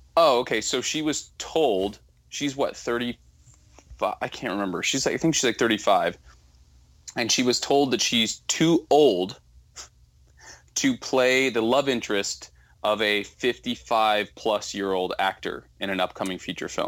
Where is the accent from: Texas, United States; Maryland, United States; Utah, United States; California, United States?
California, United States; Southern; also born or lived in Northeast US; now in Northeast, United States; I grew up in Southern California where there was no ice and I was pissed, so now I'm in the Northeast